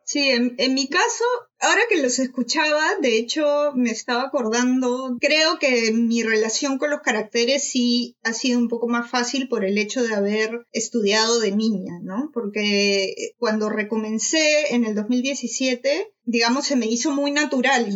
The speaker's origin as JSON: {"language": "Spanish", "country": "Peru", "tie": "born or raised there", "also_born_or_lived": "Malaysia", "said": "cuando volvimos a Perú"}